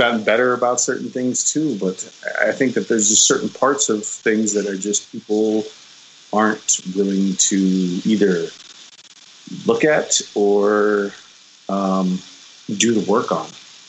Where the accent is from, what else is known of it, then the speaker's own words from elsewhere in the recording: Black Mesa, Arizona, United States; growing up in Black Mesa